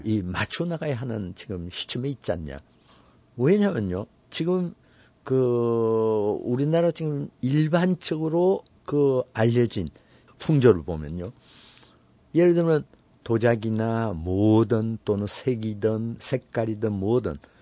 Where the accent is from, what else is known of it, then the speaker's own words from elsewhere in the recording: South Korea; also born or lived in Paris; 나는 한국에서 왔고